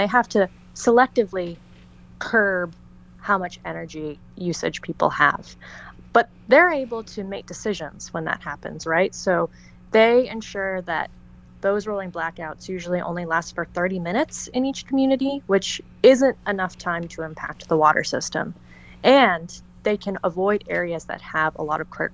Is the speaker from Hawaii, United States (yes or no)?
yes; Hawaii Island, United States; I'm from Hawaii Island originally